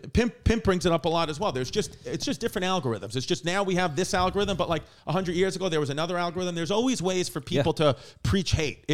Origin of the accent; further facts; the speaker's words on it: New York City, New York, United States; I'm, you know, from New York too, Queens, Brooklyn area. So I think that, with being New Yorkers too